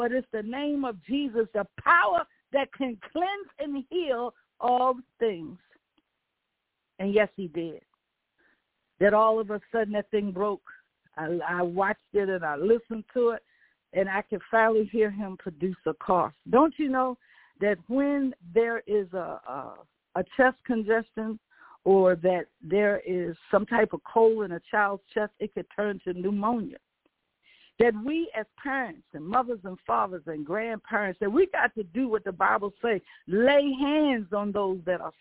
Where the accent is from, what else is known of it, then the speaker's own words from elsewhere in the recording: the South, United States; I'm from the South